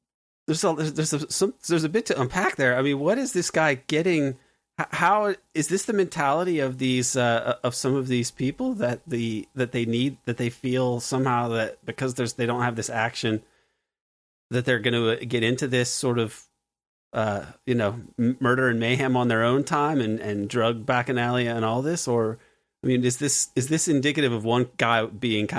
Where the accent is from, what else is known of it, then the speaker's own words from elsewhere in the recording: United States; as an American